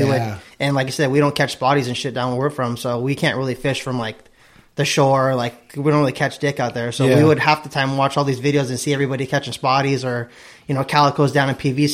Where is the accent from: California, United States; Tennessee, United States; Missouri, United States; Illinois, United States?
California, United States; Ventura County; we're from Ventura County